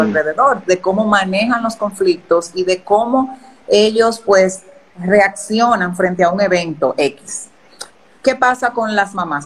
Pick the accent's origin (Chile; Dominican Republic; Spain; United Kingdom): Dominican Republic; desde aquí, desde República Dominicana